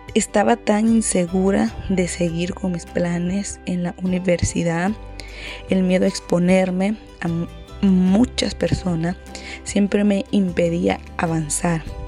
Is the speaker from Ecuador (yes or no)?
no; Honduras; soy de Honduras